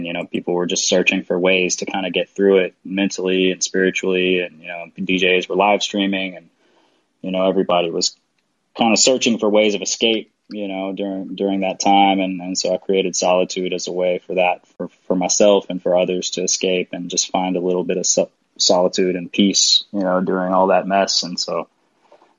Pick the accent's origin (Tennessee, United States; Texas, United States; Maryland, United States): Tennessee, United States; Nashville; moved away as an adult; now in Europe; I'm from Nashville, Tennessee